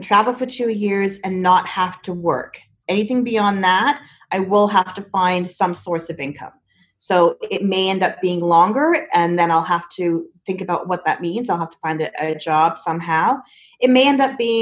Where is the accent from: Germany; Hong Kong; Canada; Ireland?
Canada; also born or lived in England; I was born in England, but I moved to Canada with my family when I was 4, hence the no British accent. So I've lived in Canada for most of my life, consider it my home.